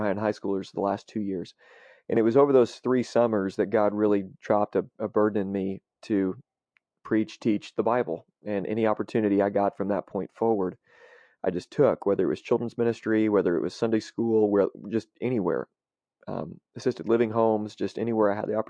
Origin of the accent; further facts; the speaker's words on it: Marion, United States; the town that I grew up in Marion